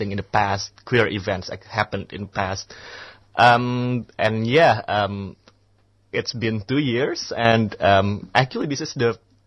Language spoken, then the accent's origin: English; Indonesia; first language Indonesian; English is a second language; in my mother tongue, Indonesian